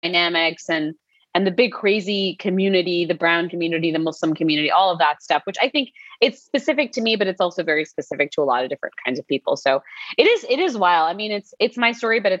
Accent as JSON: {"language": "English", "region": "New Jersey", "country": "United States", "tie": "born or raised there", "said": "growing up in Jersey as a brown kid"}